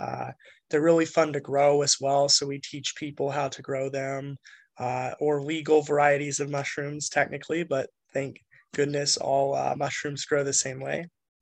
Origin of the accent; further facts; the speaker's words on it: Kansas, United States; now in Massachusetts, United States; when I was growing up in Kansas, a meth lab exploded just a couple doors down from where I grew up in a trailer park